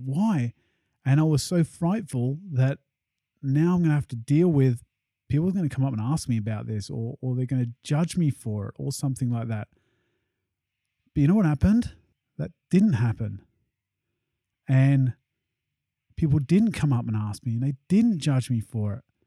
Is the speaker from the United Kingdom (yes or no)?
yes; England, United Kingdom; especially at school and growing up in England